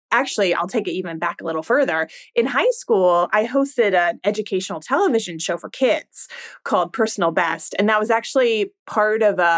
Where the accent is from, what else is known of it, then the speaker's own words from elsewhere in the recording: California, United States; also born or lived in Virginia; now in New York, United States; No, I'm actually originally from California